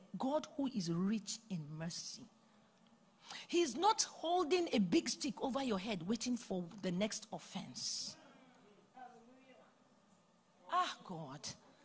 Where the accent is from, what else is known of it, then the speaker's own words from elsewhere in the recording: Nigeria; now in Atlanta, United States; I come from Nigeria